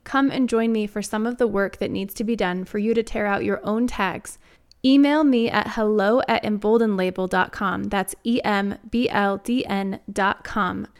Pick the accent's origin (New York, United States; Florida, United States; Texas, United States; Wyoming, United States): Wyoming, United States; also born or lived in Arizona; now in Denver, United States; growing up in Wyoming, I'm not a stranger to the cold